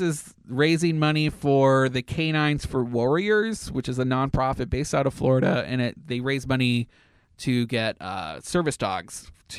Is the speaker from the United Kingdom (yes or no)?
no; Canada; moved away; I'm Canadian.